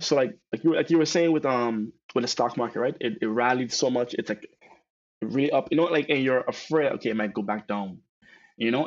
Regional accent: Sint Maarten; now in Netherlands; I grew up in St. Martin

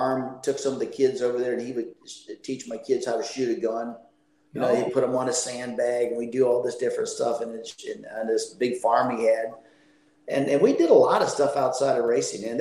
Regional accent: Midwest, United States; I grew up in the Midwest

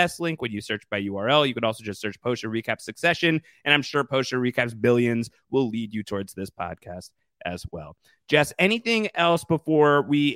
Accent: New York City, New York, United States; as a New Yorker

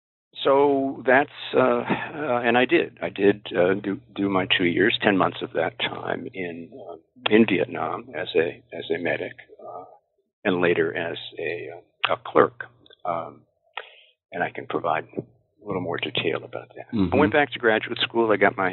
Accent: Springfield, Massachusetts, United States; I grew up in Springfield, Massachusetts, graduated from St. Michael's College in Vermont

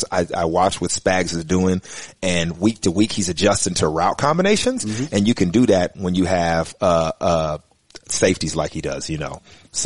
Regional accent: Texas, United States; I hate this because I am a Texan. You know that.

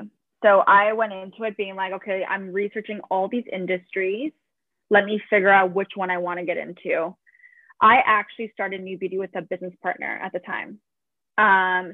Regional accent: Toronto, Ontario, Canada; I am from Toronto.

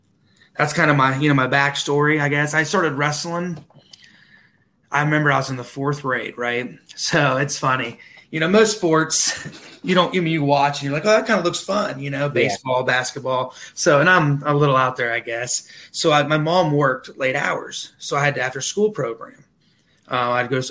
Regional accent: Parkersburg, West Virginia, United States; also born or lived in Chicago / Wood County; I was originally born in Chicago. I transferred to West Virginia when I was real young and kind of basically grew up here in the state of West Virginia. Grew up in Work County originally and then transferred into Parkersburg.

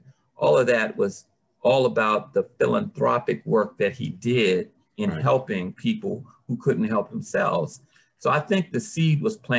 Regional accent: Washington, District of Columbia, United States; I grew up in Petworth, Shepherd Street, 13th and Shepherd.

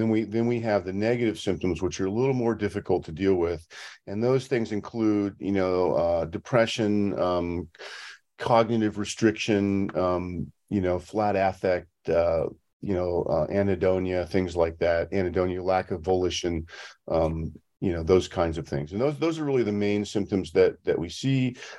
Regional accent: San Francisco, California, United States; now in Los Angeles, United States; I'm from the San Francisco area. You know, that's where I grew up. But now I live near Los Angeles

